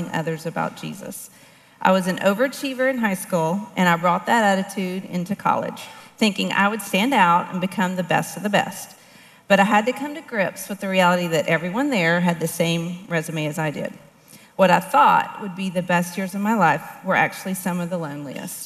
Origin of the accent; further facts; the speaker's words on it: Beaumont, Texas, United States; I was born in Beaumont, Texas in 1970. I grew up in East Texas